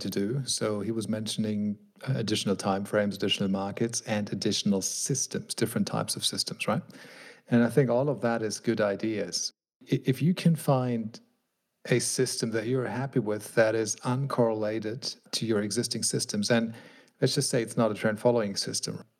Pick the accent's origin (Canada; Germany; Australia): Germany; my home country here, Germany